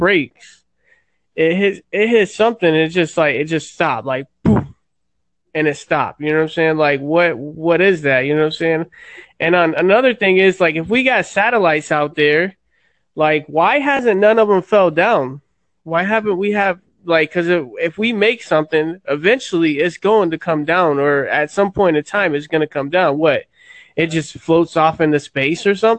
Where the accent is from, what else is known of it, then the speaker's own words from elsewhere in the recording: Florida, United States; I'm from Florida